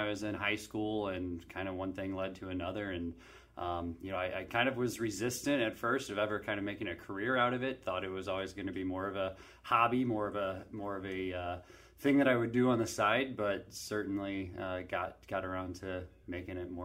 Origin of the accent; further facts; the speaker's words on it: St. Louis, Missouri, United States; also born or lived in California; I grew up in St. Louis, South County, Oakville area, born and raised there.